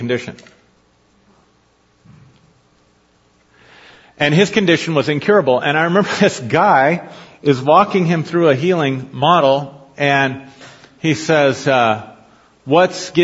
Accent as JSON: {"language": "English", "country": "United States", "tie": "born or raised there", "said": "I was raised in a Christian nation"}